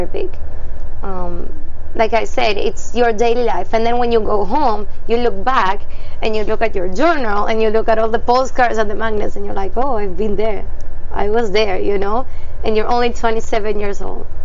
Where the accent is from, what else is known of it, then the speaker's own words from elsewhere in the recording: Córdoba, Argentina; moved away as an adult; I'm from Argentina, so coming from South America